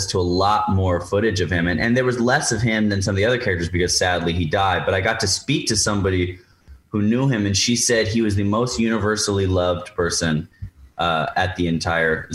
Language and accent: English; New York, United States; I'm a New Yorker